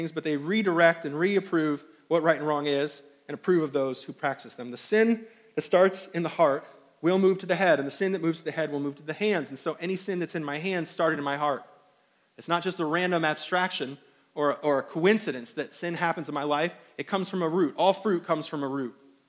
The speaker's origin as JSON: {"language": "English", "region": "New York", "country": "United States", "said": "I don't know if it's because I'm coming from New York and it's like all these palmetto bugs down here"}